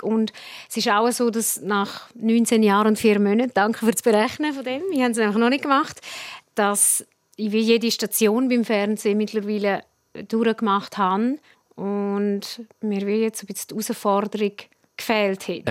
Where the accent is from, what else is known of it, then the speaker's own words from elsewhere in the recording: Prättigau, Graubünden, Switzerland; accent: Prättigauer Dialekt; mein Prättigauer Dialekt